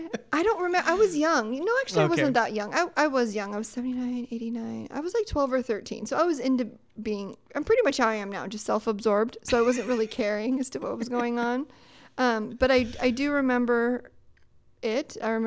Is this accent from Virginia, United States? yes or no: no; Sacramento, California, United States; I'm from Sacramento.